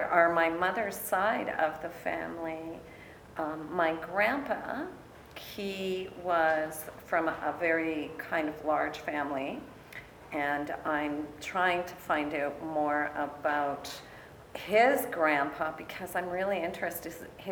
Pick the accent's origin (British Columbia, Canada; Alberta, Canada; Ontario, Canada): Ontario, Canada; Sault Ste. Marie; my father is French Canadian. And I'm originally from Sault Ste. Marie, which is Bowating in Anishinaabe, and it is by Kichigami, which is Lake Superior, which means big body of water.